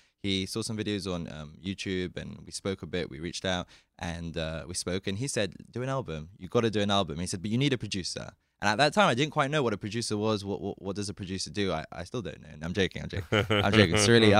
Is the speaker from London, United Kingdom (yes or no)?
yes; London, United Kingdom; Even in London. And I would listen to all the CDs.